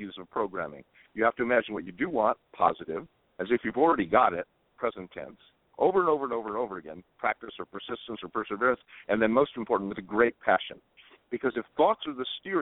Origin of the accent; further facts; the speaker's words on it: Southern California, United States; now in Hana, United States; I grew up in Southern California, and moving here to Hana